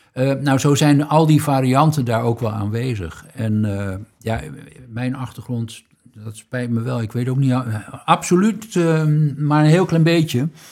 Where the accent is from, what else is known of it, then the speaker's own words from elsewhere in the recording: Groningen, Netherlands; we weten allemaal als Groningers